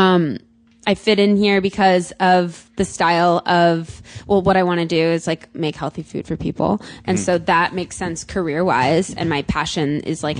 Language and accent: English; Connecticut, United States; moved away as an adult; also born or lived in New York; now in Los Angeles, United States; I'm from the East Coast. I'm from Connecticut